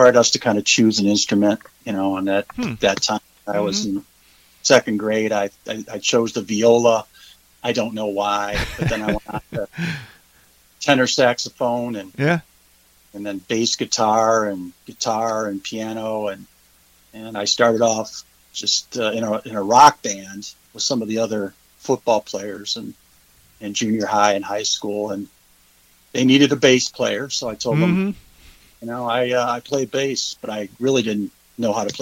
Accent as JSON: {"language": "English", "town": "Cleveland", "region": "Ohio", "country": "United States", "also_born_or_lived": "Georgia / Kentucky / South Carolina", "moved": "yes", "lives_now": "Hilton Head Island, United States", "said": "I'm originally from Cleveland, Ohio."}